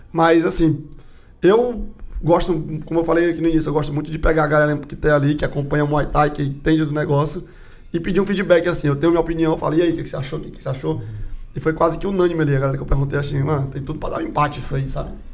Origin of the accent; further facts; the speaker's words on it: São Paulo, Brazil; eu sou de São Paulo